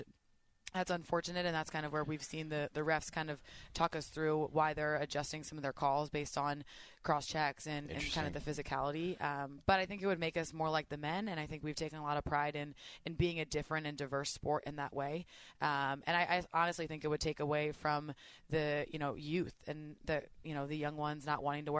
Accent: East Coast, United States; now in Oregon, United States; I'm from the East Coast

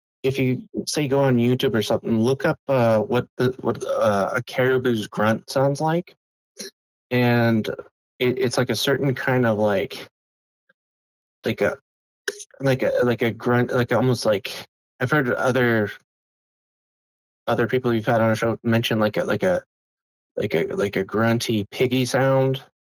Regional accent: Matanuska Valley, Alaska, United States; moved away; I grew up in Alaska

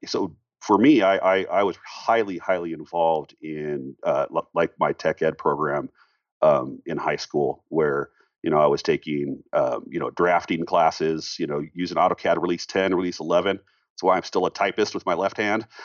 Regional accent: Seattle, Washington, United States; now in Colorado, United States; I'm out here in Colorado as well. I'm from Seattle originally

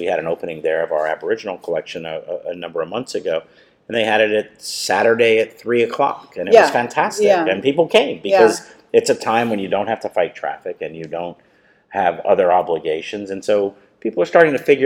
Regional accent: Miami Gardens, Florida, United States; also born or lived in New Jersey; I came here when I was 8 years old, and I grew up in Miami Gardens.

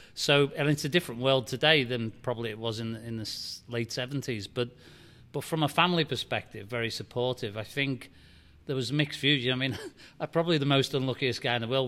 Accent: Liverpool, North West England, United Kingdom; now in Nashville, United States; I grew up in Liverpool, England, and, and tough city

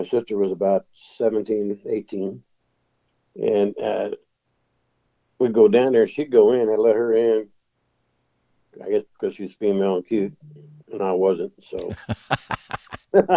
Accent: Kansas City, Missouri, United States; also born or lived in Independence, Missouri / Buckner, Missouri; I grew up in the Northeast area. I went to Whittier grade school

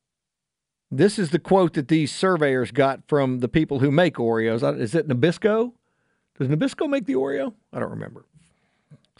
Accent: Houston, Texas, United States; when I was a little kid, very small child growing up in Sharpstown

